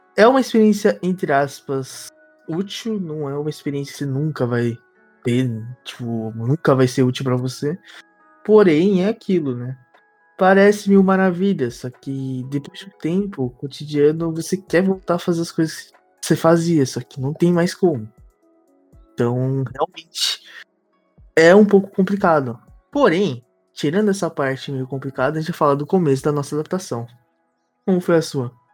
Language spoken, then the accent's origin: Portuguese; Brazil; moved away; somos brasileiros